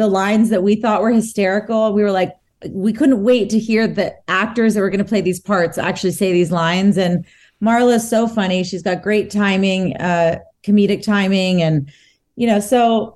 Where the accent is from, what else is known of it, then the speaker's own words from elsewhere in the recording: Texas, United States; Texas, too, my hometown.